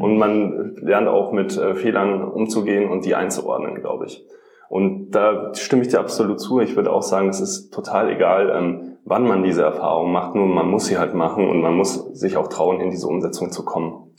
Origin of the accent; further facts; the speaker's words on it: Rosenheim, Bavaria, Germany; also born or lived in Munich; Ich komme eigentlich aus Rosenheim